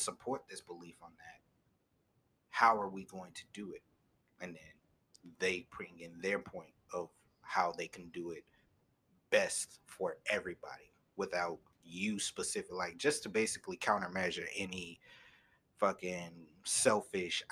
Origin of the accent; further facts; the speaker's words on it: United States; as Americans, as people of this country